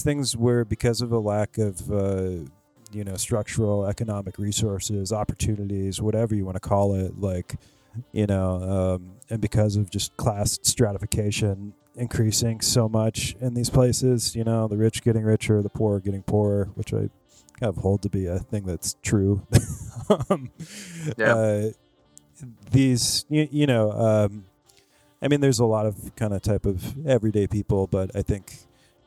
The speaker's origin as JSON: {"language": "English", "town": "Cincinnati", "region": "Ohio", "country": "United States", "tie": "born or raised there", "also_born_or_lived": "Palm Springs", "moved": "yes", "lives_now": "Los Angeles, United States", "said": "I'm originally from Southern Ohio, and I'm from not just I'm from Cincinnati, but I'm also from the suburbs on the east side of Cincinnati"}